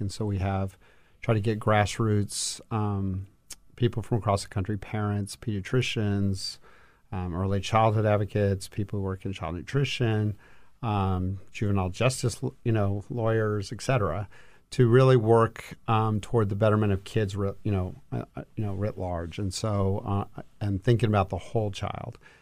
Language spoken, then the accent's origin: English; El Paso, Texas, United States; moved away as an adult; now in Washington, D.C., United States; I grew up in El Paso, Texas, and worked in state government